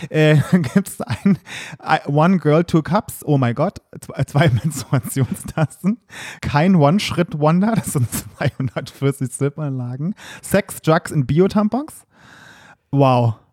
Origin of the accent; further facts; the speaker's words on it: Saarland, Germany; moved away; im Saarland, wo ich herkomme